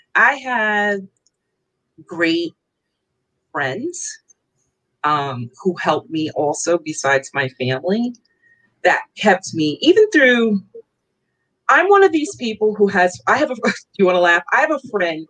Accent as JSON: {"language": "English", "town": "New York City", "region": "New York", "country": "United States", "tie": "born or raised there", "also_born_or_lived": "Long Island, New York", "moved": "as an adult", "lives_now": "Philadelphia area, United States", "said": "I am from New York. I'm born and raised. I do not live in New York anymore. I live outside of Philadelphia. I grew up in Queens."}